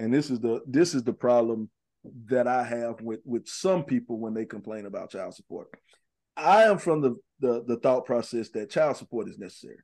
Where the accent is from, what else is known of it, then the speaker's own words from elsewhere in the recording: Columbia, South Carolina, United States; we're all born and raised in Columbia